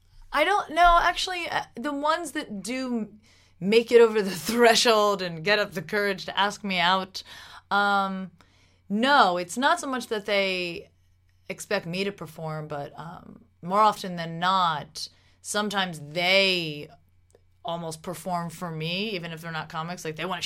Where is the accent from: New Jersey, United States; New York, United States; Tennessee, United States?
New Jersey, United States; I'm from Jersey